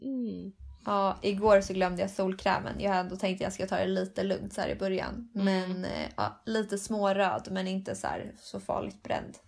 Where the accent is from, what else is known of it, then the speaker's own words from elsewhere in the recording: Sweden; moved away as an adult; now in Spain; vi var från Sverige